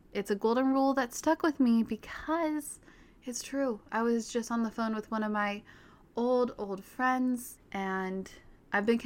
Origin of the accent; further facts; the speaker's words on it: Park City, Utah, United States; I grew up in Park City, Utah